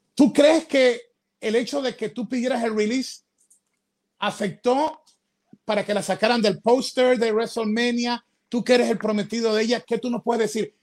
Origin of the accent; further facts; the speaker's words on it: Ecuador; yo soy ecuatoriano